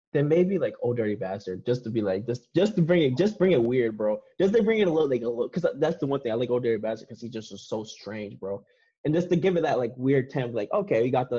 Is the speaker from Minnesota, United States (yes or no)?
no; Boston, Massachusetts, United States; growing up in Boston and stuff like that, I grew up in the city